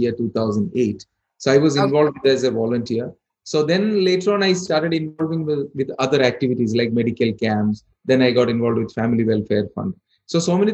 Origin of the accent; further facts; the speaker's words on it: India; moved away as an adult; now in Bahrain; I'm born and brought up in India, and I lived here for 22 years.